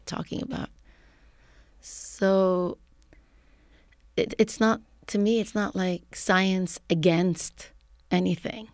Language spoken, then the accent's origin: English; Lebanon; moved away as an adult; now in San Francisco, United States; I am originally from Lebanon. I came to the U S as a graduate student